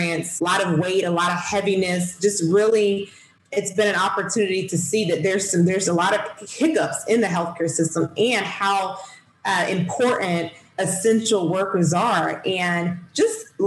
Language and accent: English; Southwest Georgia, United States; I'm from Southwest Georgia, small rural town, and I didn't have a lot of opportunities growing up here